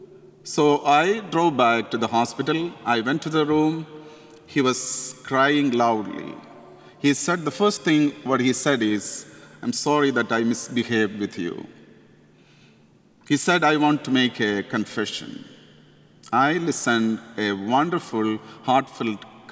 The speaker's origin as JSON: {"language": "English", "country": "India", "accent": "Indian", "second_language": "English", "moved": "as an adult", "said": "my Indian accent."}